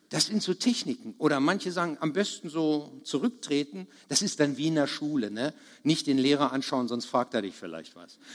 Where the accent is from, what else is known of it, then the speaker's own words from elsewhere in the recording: Bad Harzburg, Lower Saxony, Germany; Ich komme aus Bad Harzburg